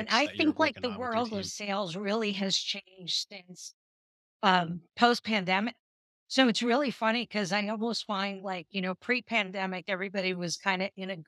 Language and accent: English; New York City, New York, United States; I grew up in, in New York City, Lower